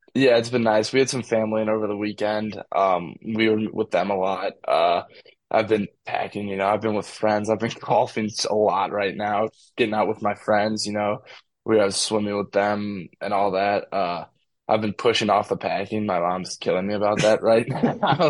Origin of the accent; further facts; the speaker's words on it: St. Louis, Missouri, United States; I'm from St. Louis City